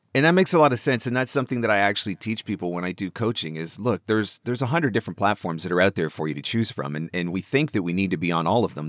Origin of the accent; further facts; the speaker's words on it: Canada; I'm Canadian.